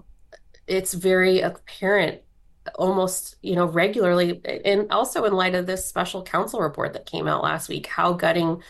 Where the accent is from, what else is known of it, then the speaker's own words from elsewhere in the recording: Elkhart, Indiana, United States; moved away as an adult; So I'm from Elkhart, Indiana. And started out at my hometown paper called the Elkhart Truth in 2007